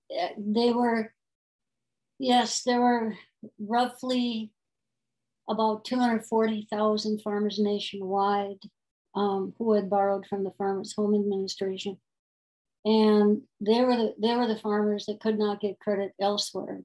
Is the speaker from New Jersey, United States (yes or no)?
no; North Dakota, United States; I was born in North Dakota